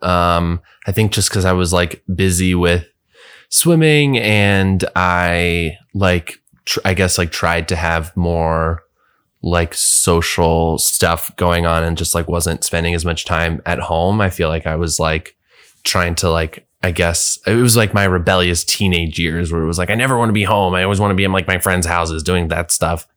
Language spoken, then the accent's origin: English; Bethesda, Maryland, United States; also born or lived in Washington, D.C.; I grew up just outside of D C in, um, a, a place called Bethesda, Maryland